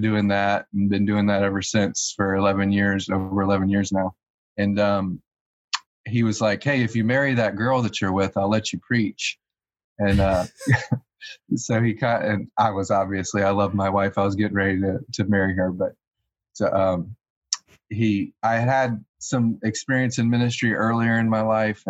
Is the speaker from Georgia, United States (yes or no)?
no; Gainesville, Florida, United States; I was born in Gainesville, Florida, the capital of the United States in SEC football